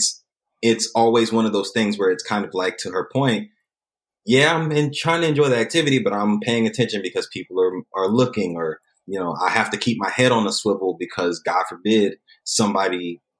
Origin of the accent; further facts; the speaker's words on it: South Carolina, United States; I was born and raised in South Carolina, a small town